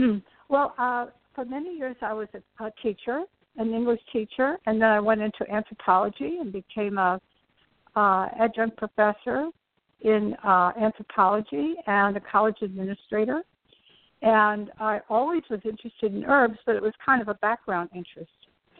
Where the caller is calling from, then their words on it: New York City, New York, United States; From New York City.